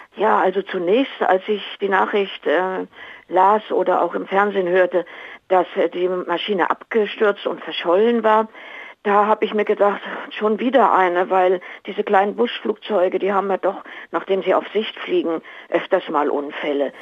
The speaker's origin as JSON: {"language": "German", "region": "Lima", "country": "Peru", "tie": "born or raised there", "said": "also ich bin natürlich in Lima aufgewachsen, ich bin ja in Peru geboren"}